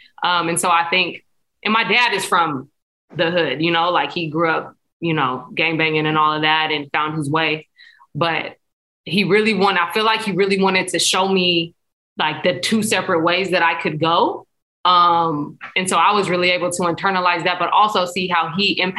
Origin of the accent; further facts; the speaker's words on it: San Diego, California, United States; grew up in San Diego is how what I tell people. So I'm from Spring Valley